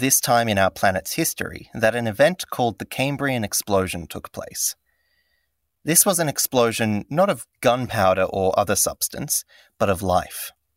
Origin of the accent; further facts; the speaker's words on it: Cyprus; I was born in Cyprus to a biologist and an architect